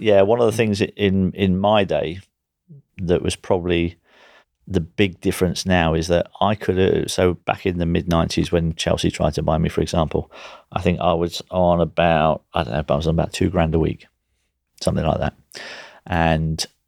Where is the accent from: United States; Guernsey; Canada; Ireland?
Guernsey; as a young kid growing up in Guernsey